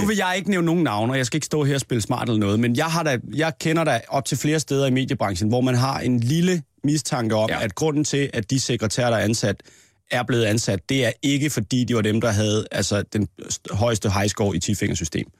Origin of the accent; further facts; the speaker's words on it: Næstved, Zealand, Denmark; i Næstved, hvor jeg er fra